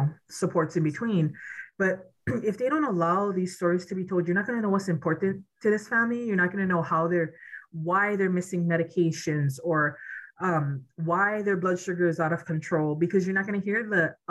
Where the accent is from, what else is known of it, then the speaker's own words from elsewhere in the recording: Native Hawaiian, United States; I am Native Hawaiian.